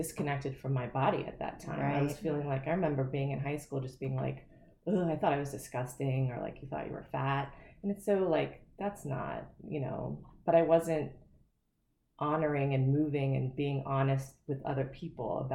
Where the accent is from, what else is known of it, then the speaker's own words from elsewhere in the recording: Ohio, United States; also born or lived in Florida; moving when I was in fifth grade. Mm-hmm. I moved from Florida to Ohio